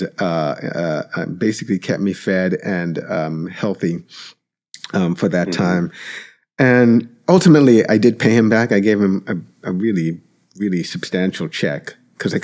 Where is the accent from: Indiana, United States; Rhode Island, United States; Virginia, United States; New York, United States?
New York, United States; New York City; I grew up in the North Bronx, in a section of the Bronx close to White Plains